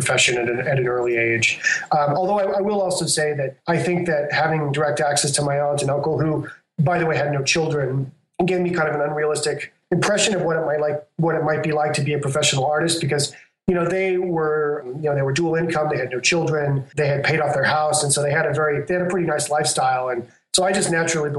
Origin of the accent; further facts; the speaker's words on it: San Antonio, Texas, United States; moved away as an adult; also born or lived in Biloxi, Mississippi / San Francisco / Philippines; now in Brooklyn, United States; eventually we settled in San Antonio, Texas, where both of my parents were born and raised